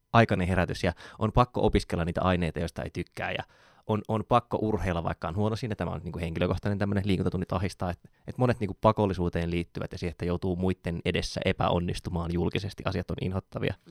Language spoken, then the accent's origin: Finnish; Joensuu, North Karelia, Finland; mä oon Joensuusta